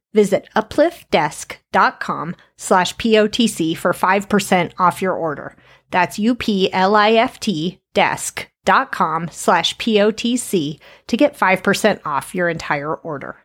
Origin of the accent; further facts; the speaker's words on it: Colorado, United States; grew up in Colorado